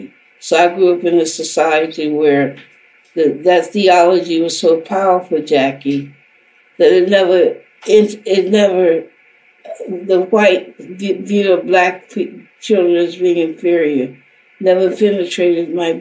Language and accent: English; the South, United States; the society that I grew up in the South